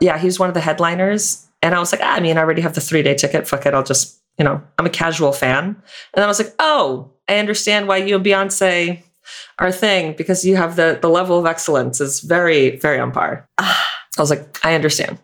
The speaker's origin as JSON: {"language": "English", "region": "Florida", "country": "United States", "said": "I'm from Florida"}